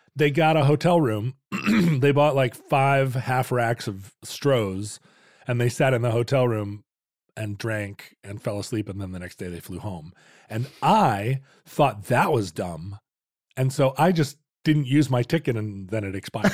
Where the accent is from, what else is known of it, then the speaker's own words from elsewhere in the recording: Anchorage, Alaska, United States; growing up in Anchorage, you're like city kids